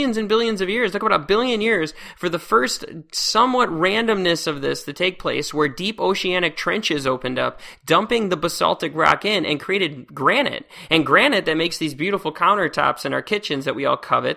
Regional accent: Northern Illinois, United States; I grew up in Northern Illinois, and there's just lakes just everywhere.

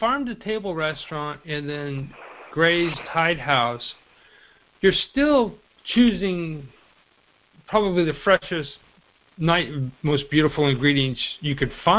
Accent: California, United States; moved away; also born or lived in Texas; I've born and bred in California. I consider Texas my home state. My wife and I spent some years there, and we loved it.

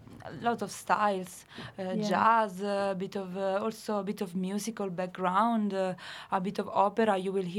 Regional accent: Marche, Italy; moved away as an adult; also born or lived in Cork, Ireland; I'm from the center of Italy, from a region called Marche, from the center east.

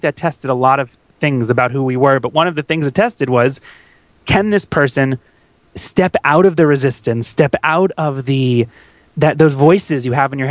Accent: Tampa, Florida, United States; moved away; my hometown of Tampa, Florida

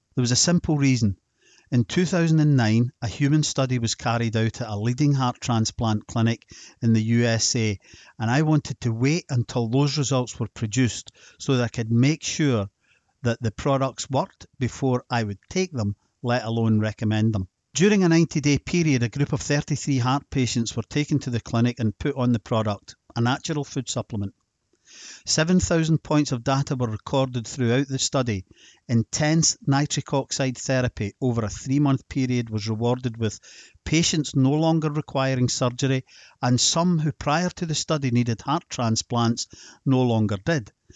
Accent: Scotland, United Kingdom; Being Scottish and then just forty-six years old

